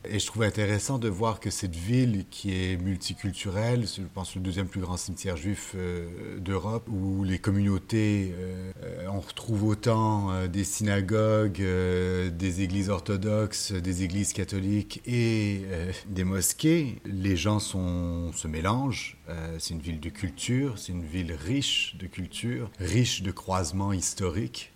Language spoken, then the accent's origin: French; Montreal, Quebec, Canada; chez moi à Montréal